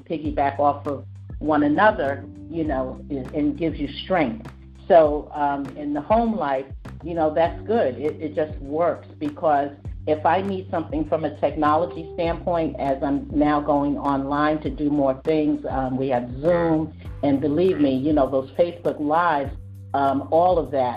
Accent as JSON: {"language": "English", "region": "New York", "country": "United States", "tie": "born or raised there", "said": "it's New York. I mean, that's just how it is. It's the way I was raised, my mom and everything"}